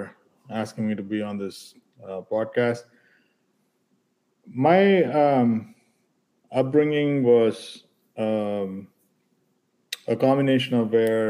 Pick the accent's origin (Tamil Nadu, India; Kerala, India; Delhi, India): Tamil Nadu, India; Chennai; We came from Chennai, we came from Tamil Nadu, very conservatively grown parents, but exposure of their careers helped us look at things differently all the time.